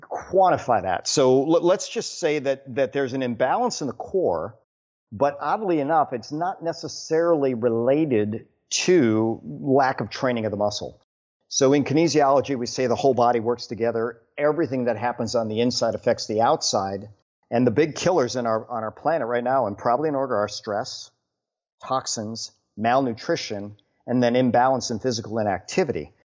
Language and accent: English; Wisconsin, United States; now in Houston, United States; born and raised in Wisconsin